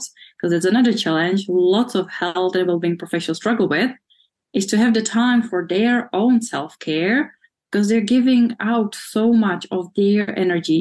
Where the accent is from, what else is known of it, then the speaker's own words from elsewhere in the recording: Czechia; moved away as an adult; also born or lived in United Kingdom; I'm from the Czech Republic, born when it still was Czechoslovakia, but I'm Czech.